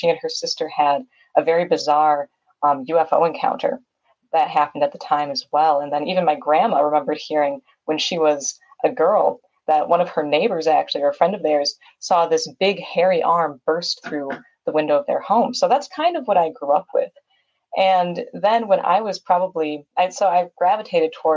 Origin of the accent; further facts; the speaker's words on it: Wisconsin, United States; my home state of Wisconsin